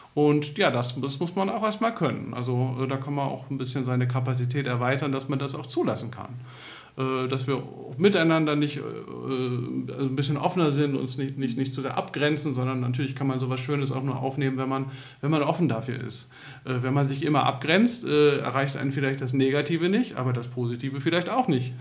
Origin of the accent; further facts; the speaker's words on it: Northern Germany, Germany; ich bin ja selber aus Norddeutschland